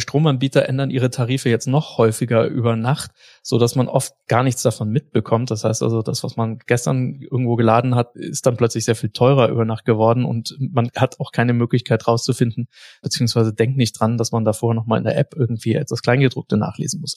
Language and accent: German; Germany; bei uns in Deutschland